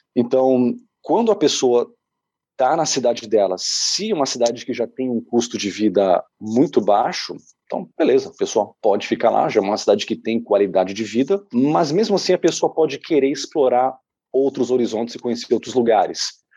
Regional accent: São Paulo, Brazil; moved away as an adult; also born or lived in Canada; a gente era muito pobre na periferia de São Paulo

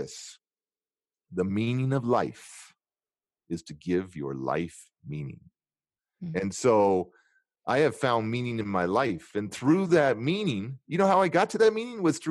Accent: California, United States; I'm from California

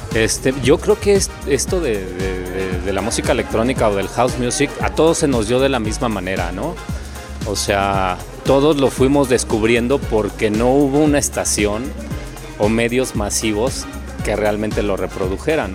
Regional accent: Mexico City, Mexico; soy de la Ciudad de México

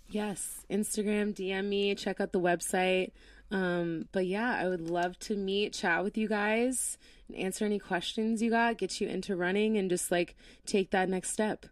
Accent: Florida, United States; moved away; I'm from Florida

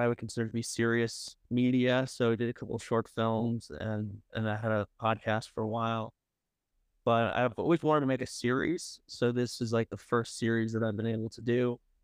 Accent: upstate New York, United States; now in New York City, United States; I'm from upstate New York, like, two hours north of the city

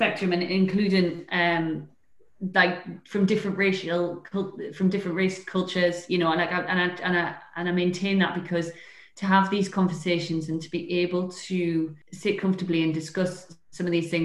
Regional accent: Newcastle upon Tyne, North East England, United Kingdom; moved away; also born or lived in London; I'm a Geordie living in Newcastle

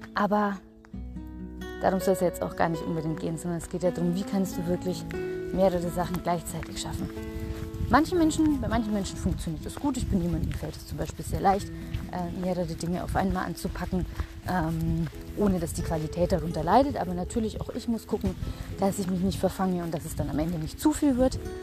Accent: Germany; bei uns in Deutschland

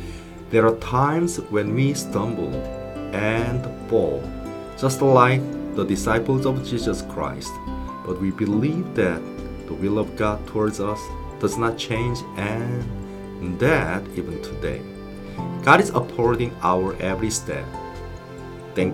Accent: South Korea; now in England; I was born and raised in South Korea

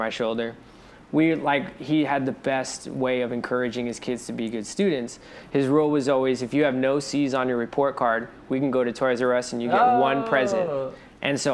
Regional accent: Alhambra, California, United States; I was born and raised in Alhambra

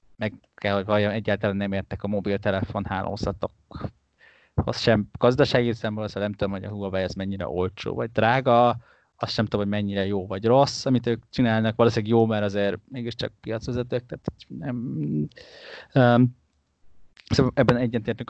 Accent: Hungary; magyarként nekünk Hongkongban nem kell vízum

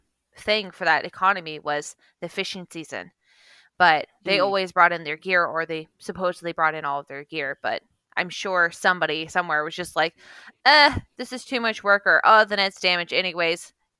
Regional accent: Kodiak, Alaska, United States; I grew up in Alaska and we had a lot of those same problems. Like, the island that I grew up on, Kodiak

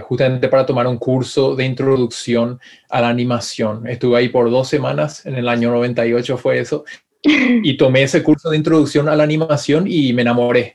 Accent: Paraguay; moved away as an adult; also born or lived in Florida, United States; now in California, United States; extraño Paraguay, extraño a mi familia, a mi gente

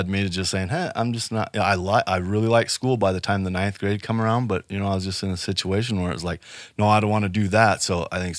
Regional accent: Rapid City, South Dakota, United States; also born or lived in Sioux City, Iowa; Well, you know, I was born here in Rapid City, so I haven't gone far. My mom is from Sioux City, Iowa, so we did move there when I was a kid.

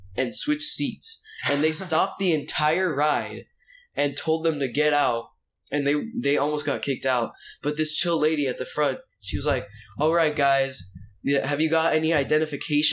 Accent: Florida, United States; we're from Florida

